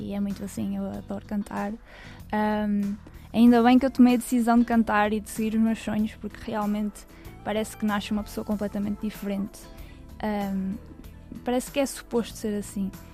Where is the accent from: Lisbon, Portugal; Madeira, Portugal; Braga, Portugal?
Braga, Portugal; Cabeceiras de Basto; na minha terra, em Cabeceiras